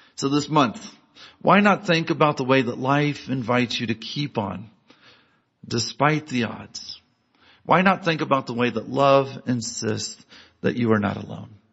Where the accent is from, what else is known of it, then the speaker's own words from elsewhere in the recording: Galesburg, Illinois, United States; I grew up in Galesburg, Illinois, a small Midwestern town.